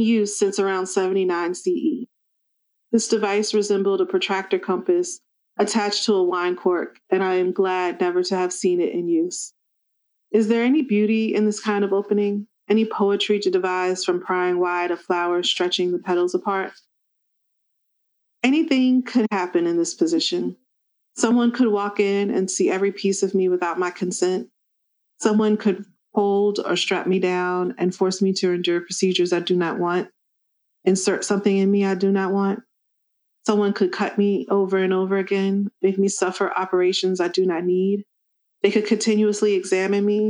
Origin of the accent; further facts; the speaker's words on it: the South, United States; growing up in the South and growing up in a small town